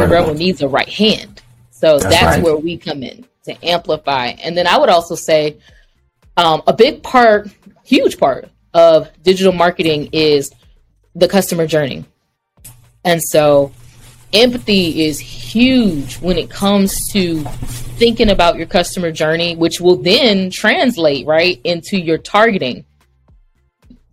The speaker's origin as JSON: {"language": "English", "town": "Baton Rouge", "region": "Louisiana", "country": "United States", "tie": "born or raised there", "said": "I grew up in Baton Rouge"}